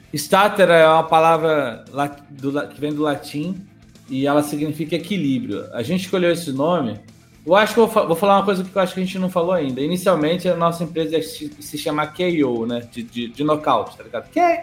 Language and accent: Portuguese; Rio de Janeiro, Brazil; eu sou do Rio de Janeiro